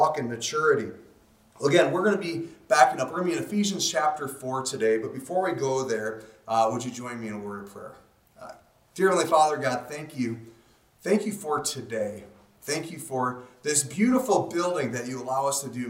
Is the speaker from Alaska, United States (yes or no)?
yes; Alaska, United States; I'm from Alaska